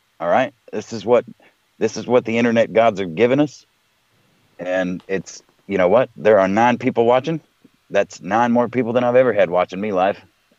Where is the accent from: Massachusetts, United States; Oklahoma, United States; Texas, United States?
Texas, United States; South; moved away as an adult; now in Michigan, United States; I'm from a warmer climate. I was born and raised in South Texas. I didn't see fucking snow till I was like 17 years old.